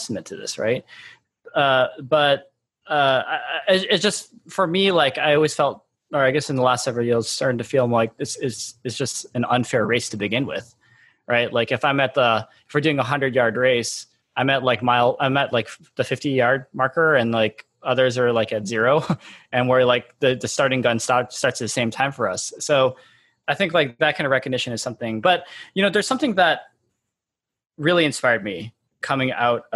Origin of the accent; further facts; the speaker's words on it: Michigan, United States; I was born and raised in Michigan